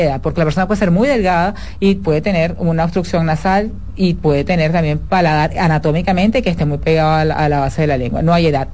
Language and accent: Spanish; Venezuela; moved away as an adult; now in Dominican Republic; Yo soy venezolana